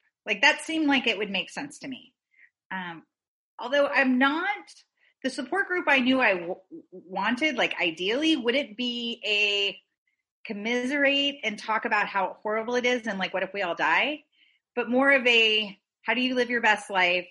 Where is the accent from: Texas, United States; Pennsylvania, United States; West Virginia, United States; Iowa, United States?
Texas, United States; moved away; I grew up in Texas